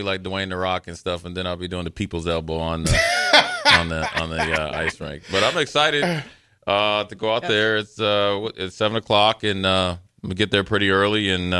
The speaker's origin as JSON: {"language": "English", "region": "Minnesota", "country": "United States", "tie": "born or raised there", "said": "I grew up in Minnesota."}